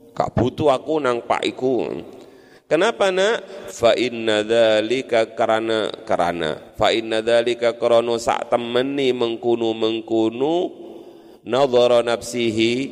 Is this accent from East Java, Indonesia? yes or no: yes; East Java, Indonesia; apa kumprung itu saya orang Madura